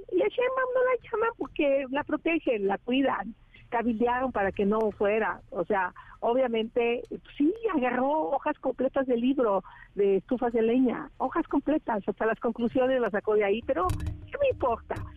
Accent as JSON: {"language": "Spanish", "town": "Tepatepec", "region": "Hidalgo", "country": "Mexico", "moved": "yes", "said": "salí de Tepatepec"}